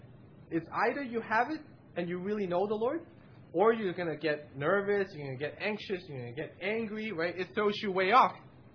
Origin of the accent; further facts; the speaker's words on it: West Coast, United States; And I have because I came from the West Coast.